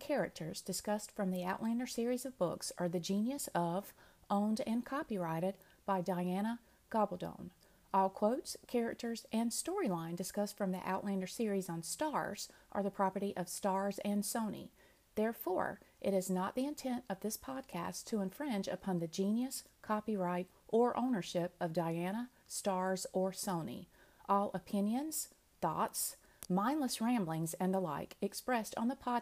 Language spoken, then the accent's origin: English; North Carolina, United States; we're both from North Carolina